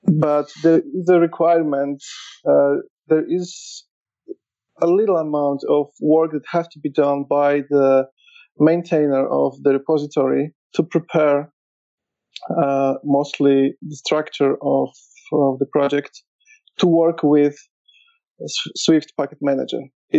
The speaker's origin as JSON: {"language": "English", "town": "Warsaw", "region": "Masovian Voivodeship", "country": "Poland", "said": "Yeah, so I'm from Poland, Warsaw."}